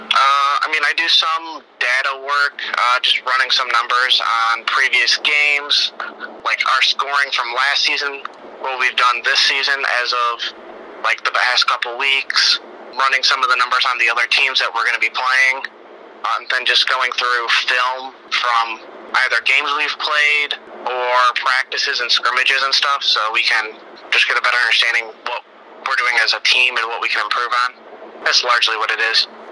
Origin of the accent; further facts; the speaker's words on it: LaSalle, Illinois, United States; also born or lived in Mendota, Illinois; I was actually born in Mendota, but I grew up in LaSalle.